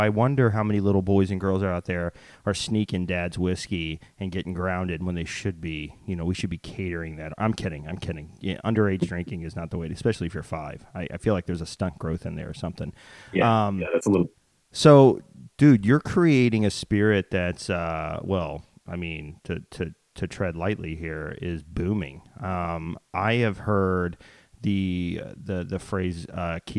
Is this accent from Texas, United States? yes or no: yes; Texas, United States; I'm a Texas boy